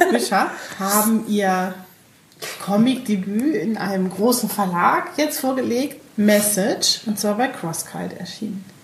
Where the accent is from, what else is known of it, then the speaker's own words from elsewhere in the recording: Bremen, Germany; Weil wir sind Bremer.